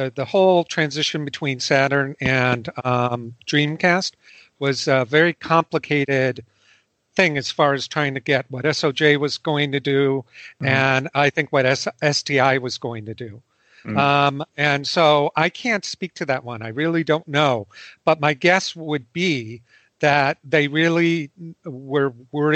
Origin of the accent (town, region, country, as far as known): United States